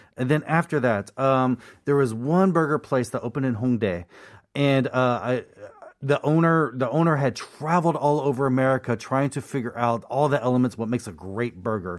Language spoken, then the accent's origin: English; United States; I'm American